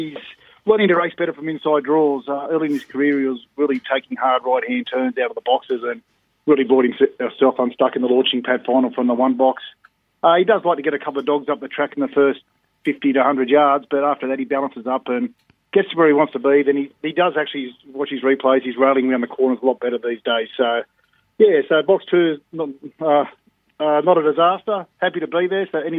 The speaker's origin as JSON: {"language": "English", "region": "Victoria", "country": "Australia", "tie": "born there", "said": "My mum says I was born in Victoria"}